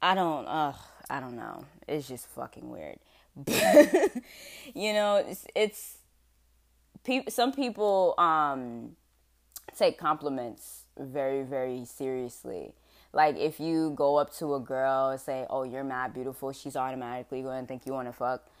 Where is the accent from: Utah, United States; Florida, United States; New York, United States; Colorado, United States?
Florida, United States; West Palm Beach; accent: southern; now in Rhode Island, United States; because I'm southern, okay? I was born in West Palm Beach, Florida